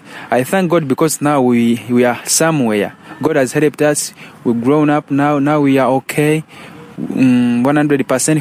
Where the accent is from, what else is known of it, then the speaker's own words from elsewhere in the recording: Mityana, Central Region, Uganda; I was born in Mityana, and I moved in a small village called Makokoto in the district of Mvende near Mityana